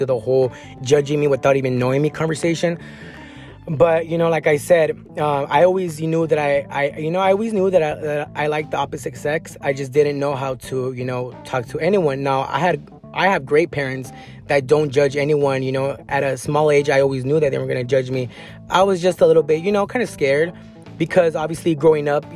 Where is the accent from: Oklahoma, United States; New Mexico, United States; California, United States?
California, United States; San Diego County area; I grew up in like in the areas of, you know, Escondido or, you know, Vista, Oceanside